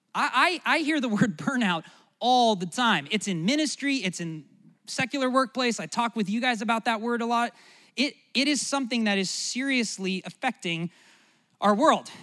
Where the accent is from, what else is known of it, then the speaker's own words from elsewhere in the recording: United States; as an American